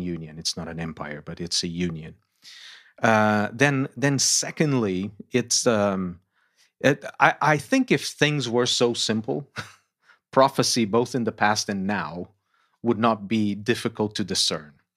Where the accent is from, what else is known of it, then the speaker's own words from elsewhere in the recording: Lisbon, Portugal; moved away as an adult; also born or lived in United States; Born and raised in Lisbon, Portugal